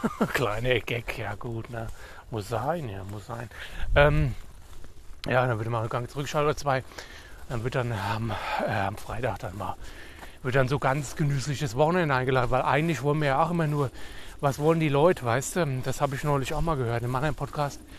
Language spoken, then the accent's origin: German; Hesse, Germany; dann bin ich in meine alte Heimat, ja, nach Nordhesse. Ins nordhessische, friesische Bergland nenne ich es immer.